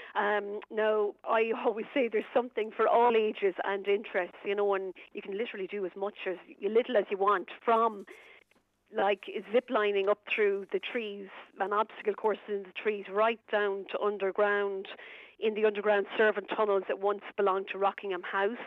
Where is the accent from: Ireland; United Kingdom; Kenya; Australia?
Ireland; Kilcullen, Leinster; moved away as an adult; also born or lived in County Roscommon; now in Roscommon, Ireland; I'm actually a Lilywhite, Kildare native. Um, from it's a lovely town in Kilcullen, um, County Kildare.